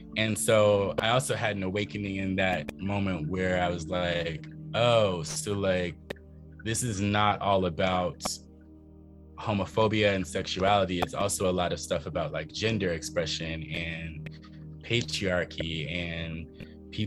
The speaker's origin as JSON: {"language": "English", "region": "the South", "country": "United States", "also_born_or_lived": "Philadelphia, Pennsylvania", "moved": "yes", "said": "being a Southerner"}